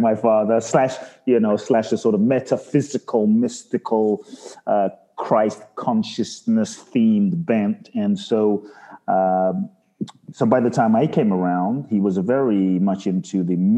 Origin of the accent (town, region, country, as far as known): London, United Kingdom; born or raised there; moved away; also born or lived in Ghana